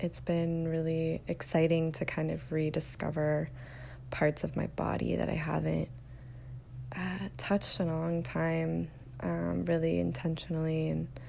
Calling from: Austin, Texas, United States; I'm calling from Austin, Texas

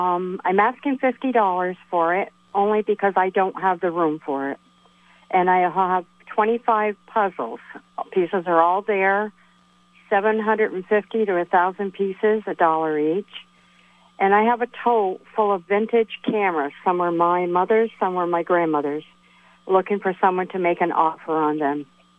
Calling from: Burlington, Vermont, United States; I am from Burlington.

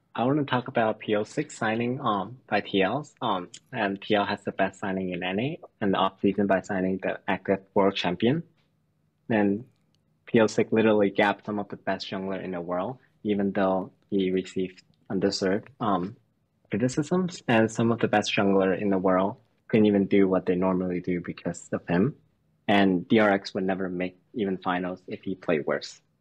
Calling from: Philadelphia, Pennsylvania, United States; I'm calling from Philadelphia

